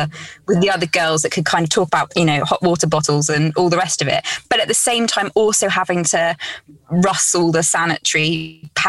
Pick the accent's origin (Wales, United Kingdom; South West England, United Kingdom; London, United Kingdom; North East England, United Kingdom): South West England, United Kingdom; Cornwall; also born or lived in Essex; we moved from Essex to Cornwall when I was about five